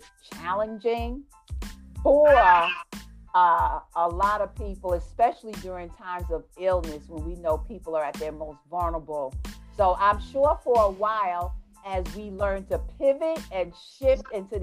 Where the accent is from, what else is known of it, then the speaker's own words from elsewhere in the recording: New York City, New York, United States; accent: New York; moved away as an adult; I'm from New York, originally Jamaica, Queens.